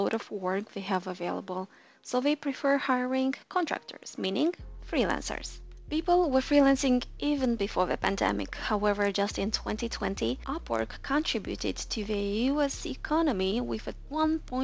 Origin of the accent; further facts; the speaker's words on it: Moldova; This is half of my home country's population, Moldova